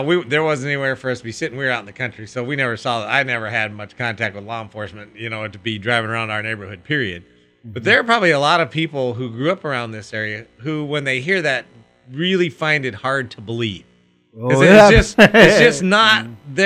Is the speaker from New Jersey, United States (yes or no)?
no; Chico, California, United States; I grew up in the suburbs. I grew up in Chico